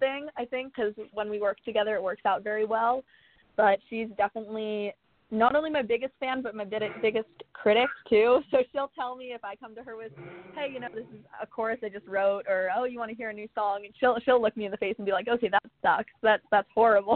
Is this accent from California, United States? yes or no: yes; California, United States; in my hometown here in California